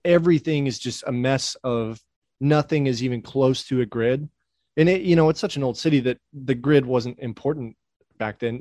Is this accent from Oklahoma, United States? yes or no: yes; Oklahoma, United States; also born or lived in Washington State; now in Nashville, United States; I grew, I grew up in Oklahoma